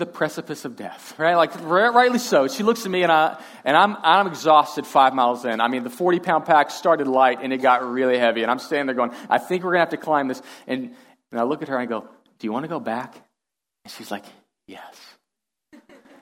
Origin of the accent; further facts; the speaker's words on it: Houston, Texas, United States; I am from Texas. I'm from Houston originally